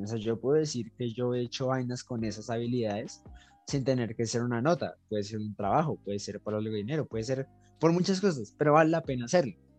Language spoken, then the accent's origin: Spanish; Colombia; tenemos como colombianos